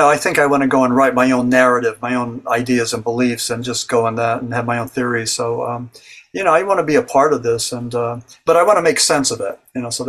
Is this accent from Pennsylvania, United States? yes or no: yes; Berwick, Pennsylvania, United States; Berwick, Pennsylvania, my hometown.